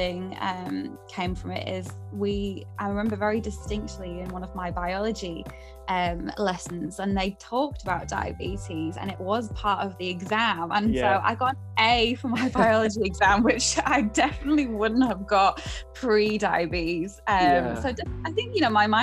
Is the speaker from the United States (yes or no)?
no; Durham, North East England, United Kingdom; moved away as an adult; now in British Columbia, Canada; I'm born and raised in Durham